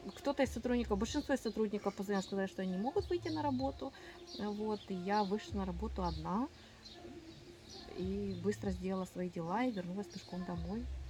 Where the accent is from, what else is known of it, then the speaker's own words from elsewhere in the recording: Ukraine; moved away as an adult; also born or lived in Kyiv; я из Украины. Я выехала из Украины в марте, в начале марта 22 года